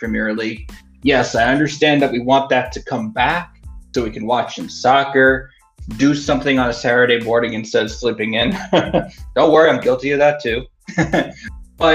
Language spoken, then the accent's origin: English; New York, United States; now in Colorado, United States; my home state, New York